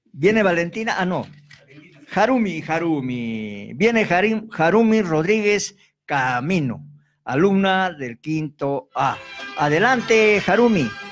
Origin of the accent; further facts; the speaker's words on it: Arequipa, Peru; Nosotros los arequipeños